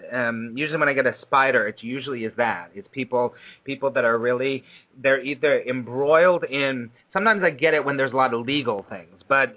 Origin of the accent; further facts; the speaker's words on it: California, United States; also born or lived in Burbank / Granada Hills / Hollywood; now in New York City, United States; I was born and raised in California